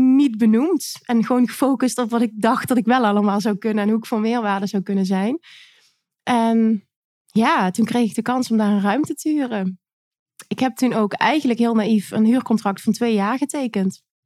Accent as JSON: {"language": "Dutch", "region": "Limburg", "country": "Netherlands", "said": "Ik kom uit Limburg"}